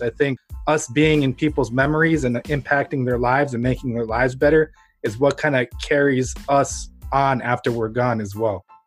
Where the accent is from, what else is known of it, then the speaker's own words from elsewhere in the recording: Ukraine; now in United States; I was born in Ukraine under the Soviet Union